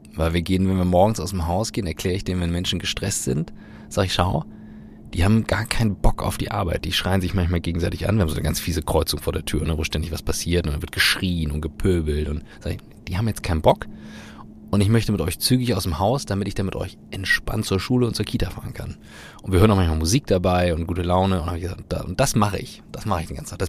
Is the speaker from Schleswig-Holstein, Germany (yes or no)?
yes; Kiel, Schleswig-Holstein, Germany; ich bin in Kiel groß geworden